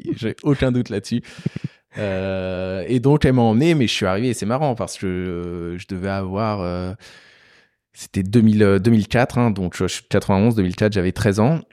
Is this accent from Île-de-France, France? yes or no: no; Beauce, Centre-Val de Loire, France; moved away as an adult; also born or lived in Paris; je viens de la Beauce